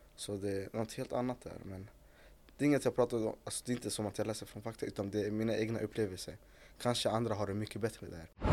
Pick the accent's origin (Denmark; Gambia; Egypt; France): Egypt; now in Sweden; jag kommer från Mellanöstern, då, Egypten